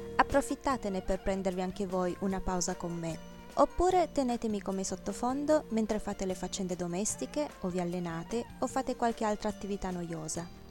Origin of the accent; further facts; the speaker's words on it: Piedmont, Italy; moved away; also born or lived in Thailand; Dalle mie parti, in Piemonte